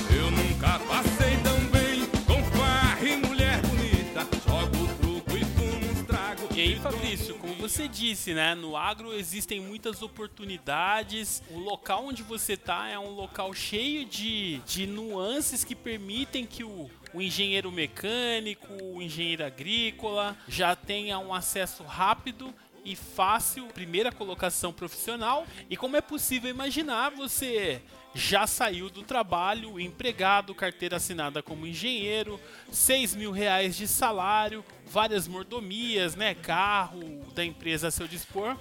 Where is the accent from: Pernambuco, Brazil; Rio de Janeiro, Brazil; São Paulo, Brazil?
São Paulo, Brazil; Campinas; moved away as an adult; also born or lived in Rondonópolis, Mato Grosso; voltei para minha cidade natal, que é Campinas.